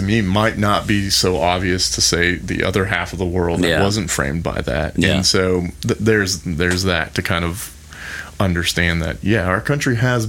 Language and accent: English; the South, United States; as a guy growing up in the South